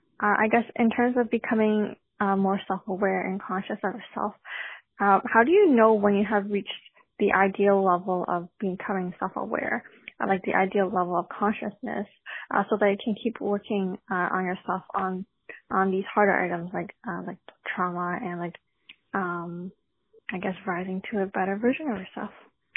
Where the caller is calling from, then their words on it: Canada; I'm calling from Canada.